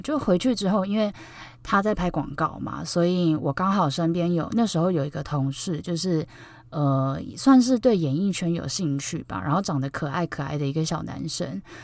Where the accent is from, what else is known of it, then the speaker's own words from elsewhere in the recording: Taipei, Taiwan; 因为我是台北人嘛，就我觉得台北很小